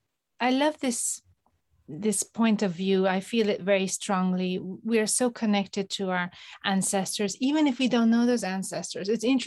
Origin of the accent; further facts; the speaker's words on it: United States; now in Paris, France; I'm here in Paris, and I was born in America, and we're from all different parts where I'm mixed Eurasian. I am Asian, Chinese, Irish, but I have a bit of German